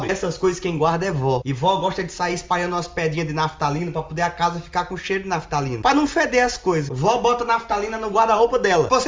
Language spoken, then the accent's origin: Portuguese; Northeast Region, Brazil; Eu sou nordestino, cara. Nordestino, que acabou peste, cara.